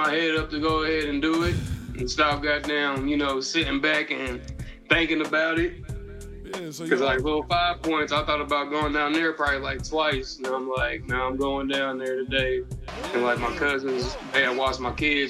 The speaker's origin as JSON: {"language": "English", "town": "Cincinnati", "region": "Ohio", "country": "United States", "moved": "yes", "lives_now": "Nashville, United States", "said": "Cincinnati, Ohio."}